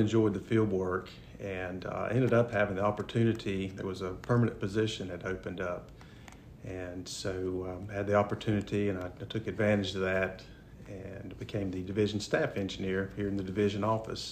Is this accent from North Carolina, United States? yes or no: yes; Granite Falls, North Carolina, United States; I am originally from Granite Falls, which is in Caldwell County. I was born and raised there, grew up there